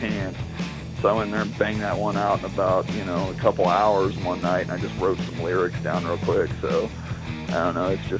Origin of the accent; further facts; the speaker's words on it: Missouri, United States; we're actually from Missouri. And Assassin had lived in Marshfield, which is not too far away from Springfield, where I live